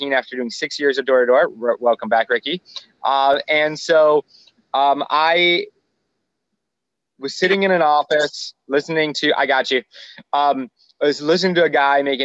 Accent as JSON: {"language": "English", "region": "Michigan", "country": "United States", "also_born_or_lived": "Florida", "moved": "as an adult", "said": "I was originally from Michigan."}